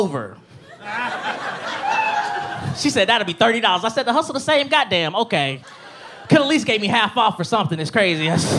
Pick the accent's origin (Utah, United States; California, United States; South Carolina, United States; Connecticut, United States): South Carolina, United States; Gaffney; now in Colorado Springs, United States; I'm originally from Gaffney, South Carolina.